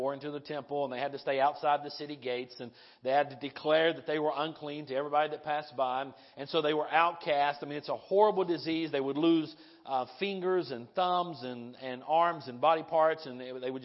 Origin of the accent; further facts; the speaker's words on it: the South, United States; we're from the South